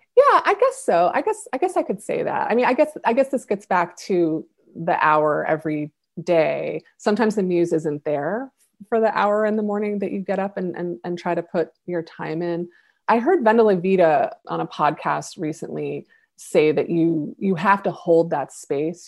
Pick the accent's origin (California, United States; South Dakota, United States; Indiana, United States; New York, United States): New York, United States; Buffalo; my hometown of Buffalo